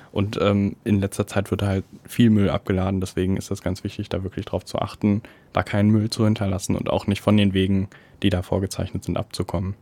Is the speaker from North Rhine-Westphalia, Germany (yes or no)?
yes; Detmold / Bad Salzuflen area, North Rhine-Westphalia, Germany; In meiner Heimatstadt